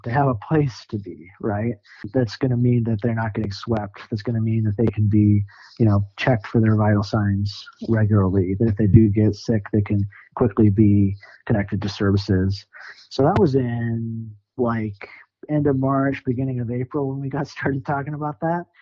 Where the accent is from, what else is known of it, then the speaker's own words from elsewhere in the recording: Sioux Falls, South Dakota, United States; moved away as an adult; also born or lived in St. Paul, Minnesota / Nashville, Tennessee; now in Denver, United States; I grew up in South Dakota, Sioux Falls, South Dakota.